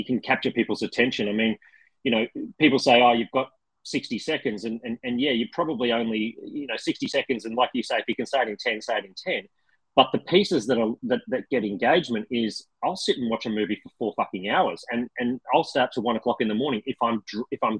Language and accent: English; Australia; I am Australian